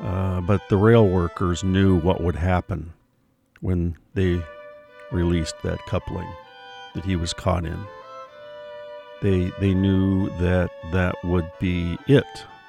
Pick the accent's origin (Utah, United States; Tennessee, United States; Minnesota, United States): Minnesota, United States; Duluth; I mean, I was born and raised in Duluth, but I don't even live there anymore. The shores where I live now are along the Pacific Ocean, not on Lake Superior.